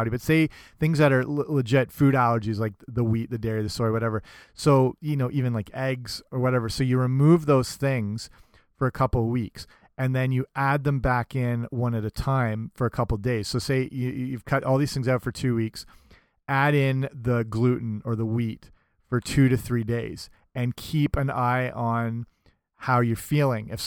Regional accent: England, United Kingdom; I was raised partially in England, so I'm a freak over there for not liking tea.

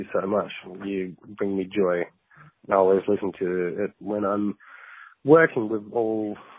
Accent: Japan; now in Perth, Australia; I grew up in Japan, and my mum is Australian, my dad's Japanese

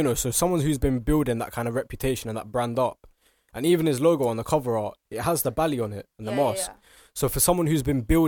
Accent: England, United Kingdom; we live in England and we're, you know, we're British, we're English

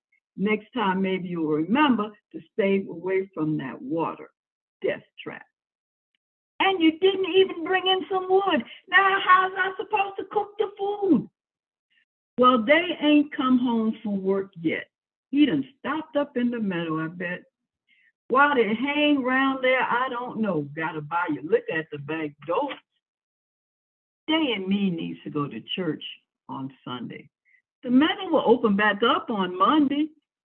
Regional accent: Turner Station, Maryland, United States; moved away as an adult; also born or lived in Baltimore, Maryland / New York; So anyway, we moved into Turner Station, and I grew up in Turner Station

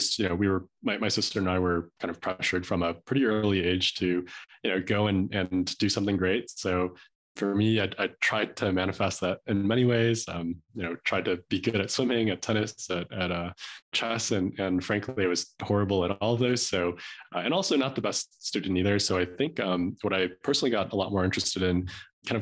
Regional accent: Chicago, Illinois, United States; moved away as an adult; also born or lived in Boston / San Francisco / China / Los Angeles; now in Park City, United States; I grew up in Chicago, just a suburb out of Chicago

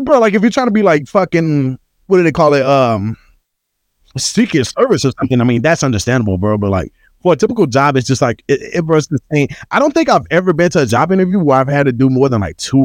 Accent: Texas, United States; I'm from Texas

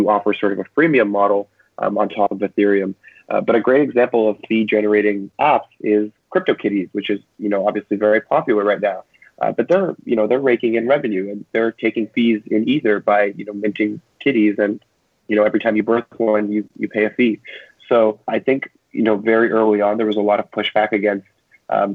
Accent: Canada; now in United States; I'm a Canadian citizen and I'm currently in the States.

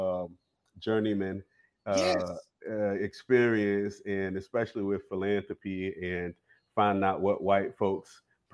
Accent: Bennettsville, South Carolina, United States; I'm from Bennettsville, from the PD region of South Carolina, PD. Along the river.

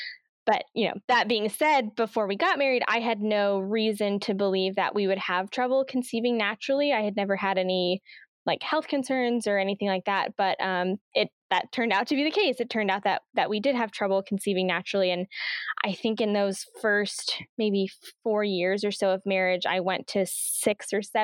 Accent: Oakland, California, United States; born there; also born or lived in Virginia / Nebraska / Tennessee / Alabama; I was born in Oakland, California, Northern California, but I've lived in Virginia, Nebraska, Tennessee, and Alabama.

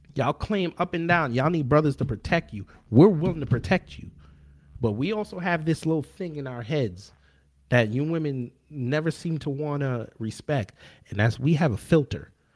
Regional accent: New York, United States; I come from New York

